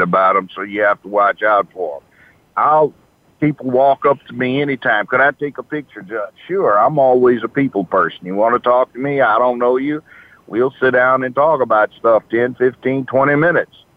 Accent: Los Angeles, California, United States; moved away as an adult; also born or lived in Memphis, Tennessee; I grew up in Los Angeles.

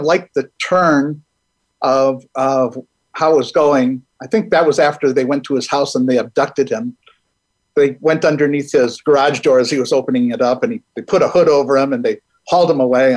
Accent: Milwaukee, Wisconsin, United States; I'm originally from Milwaukee, Wisconsin

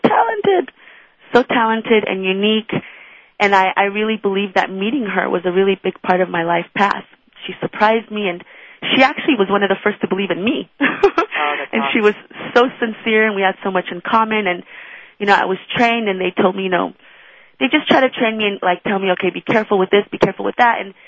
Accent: Iran; now in United States; I'm not American, although I love that I'm living in this country. I actually came from Iran, and my mother's Israeli

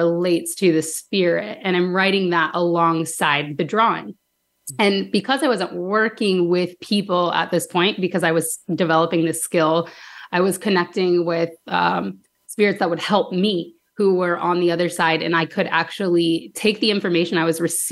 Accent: Danville, Illinois, United States; I grew up in Danville, Illinois

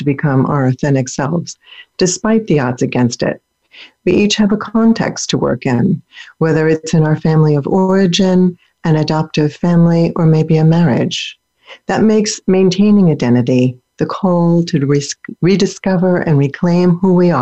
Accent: Pennsylvania, United States; born or raised there; also born or lived in Germany

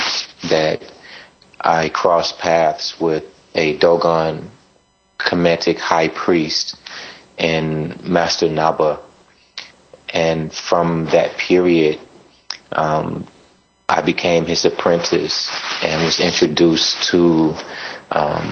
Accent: United States; I'm from the United States

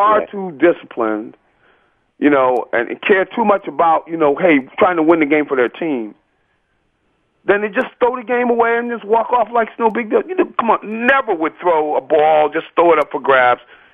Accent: Philadelphia, Pennsylvania, United States; I'm from Philadelphia.

